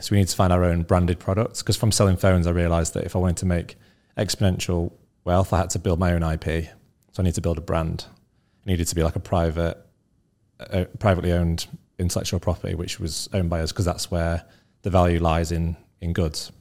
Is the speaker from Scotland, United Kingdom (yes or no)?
no; Scunthorpe, Yorkshire and the Humber, United Kingdom; also born or lived in North Leeds; I grew up in uh, a town called Scunthorpe, which is about an hour from Leeds